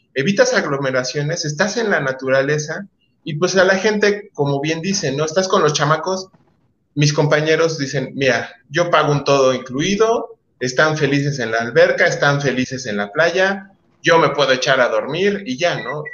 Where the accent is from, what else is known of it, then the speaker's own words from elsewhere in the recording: Veracruz, Mexico; Yo, yo nací en Veracruz, yo soy mucho de playa